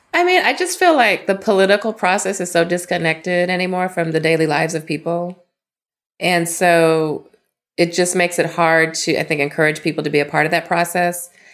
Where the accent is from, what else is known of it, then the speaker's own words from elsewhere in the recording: Las Vegas, Nevada, United States; moved away; Las Vegas, Nevada. So I'm a proud product of the Clark County School District